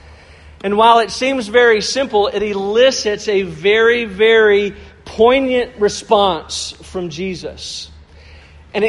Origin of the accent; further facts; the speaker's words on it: Louisville, Kentucky, United States; I grew up in Louisville, Kentucky